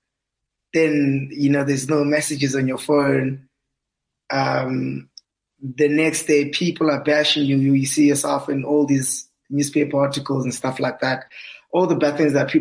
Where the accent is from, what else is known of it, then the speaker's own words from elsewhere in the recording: Welkom, Free State, South Africa; moved away as an adult; also born or lived in Bloemfontein; my whole schooling career was kind of like in Valcom